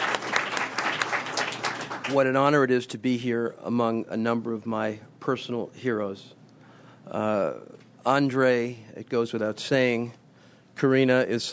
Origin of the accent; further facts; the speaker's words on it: United States; as an American